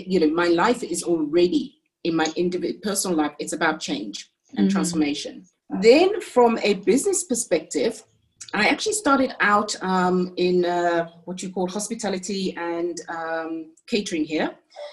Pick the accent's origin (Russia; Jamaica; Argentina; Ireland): Jamaica; also born or lived in United Kingdom / France; now in South Africa; So I'm actually British and my parents are Jamaican. That's where I was born and raised. Then I lived in the UK, in France for 20 years, where I had my children, three boys, before moving to South Africa in 2001.